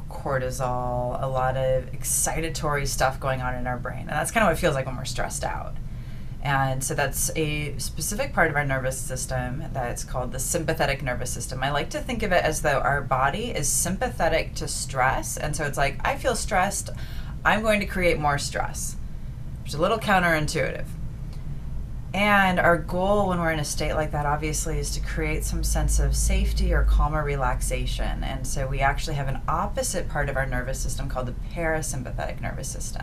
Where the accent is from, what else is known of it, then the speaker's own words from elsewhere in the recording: Midwest, United States; now in Los Angeles, United States; I'm from the Midwest. I'm a good old-fashioned Midwestern girl, transplant to Los Angeles, and still here